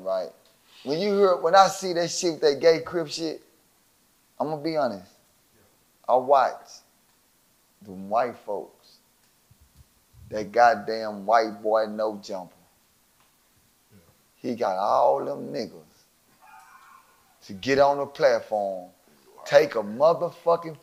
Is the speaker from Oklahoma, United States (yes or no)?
no; Dallas, Texas, United States; I'm from Dallas